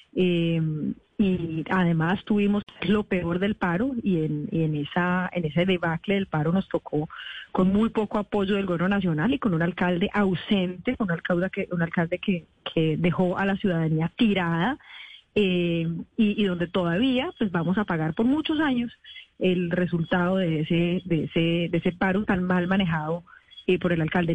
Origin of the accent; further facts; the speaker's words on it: Cali, Valle del Cauca, Colombia; moved away as an adult; also born or lived in Bogotá; soy caleña